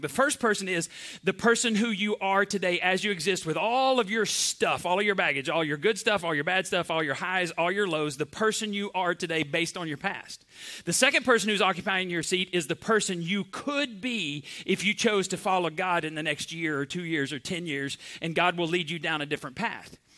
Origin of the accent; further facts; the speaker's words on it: Borger, Texas, United States; I grew up in Borger, Texas